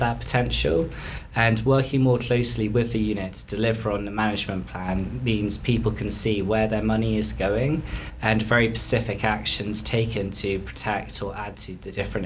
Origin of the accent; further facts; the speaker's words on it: West Cornwall, South West England, United Kingdom; also born or lived in London; now in Truro, United Kingdom; I grew up in West Cornwall